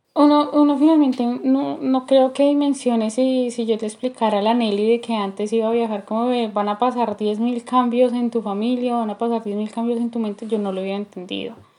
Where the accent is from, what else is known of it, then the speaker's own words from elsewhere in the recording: Colombia; moved away as an adult; also born or lived in New Jersey; now in United States; salí de Colombia a Nueva Jersey